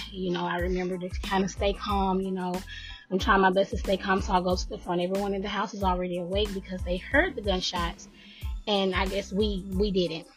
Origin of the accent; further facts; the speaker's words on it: Nashville, Tennessee, United States; I'm from Nashville, Tennessee.